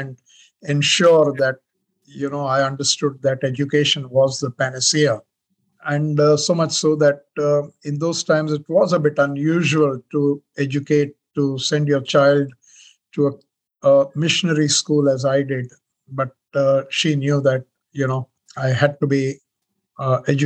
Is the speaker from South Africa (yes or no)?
no; Mumbai, Maharashtra, India; moved away as an adult; now in Australia; I was born in Bombay